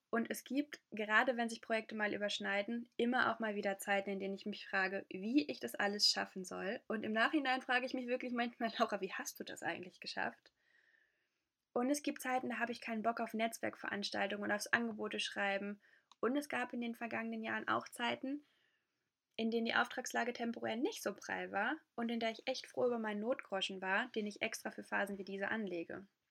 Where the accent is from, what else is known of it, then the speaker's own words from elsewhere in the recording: Ruhr area, North Rhine-Westphalia, Germany; in meiner Heimatregion im Ruhrgebiet